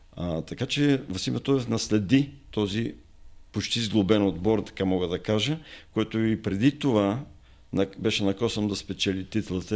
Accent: Sofia, Sofia City, Bulgaria; аз съм роден в Лозенеца, в София

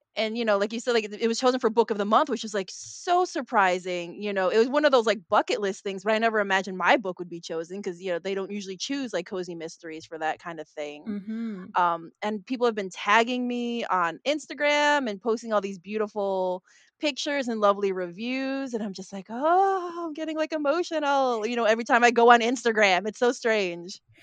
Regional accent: Chicago, Illinois, United States; Filipino American, born and raised in Chicago

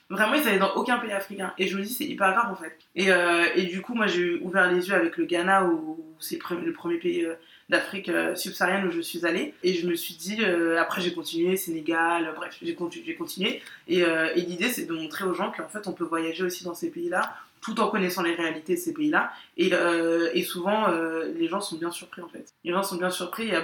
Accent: Guadeloupe; moi, je suis guadeloupéenne. Je suis née et j'ai grandi ici, mais, mais je suis guadeloupéenne.

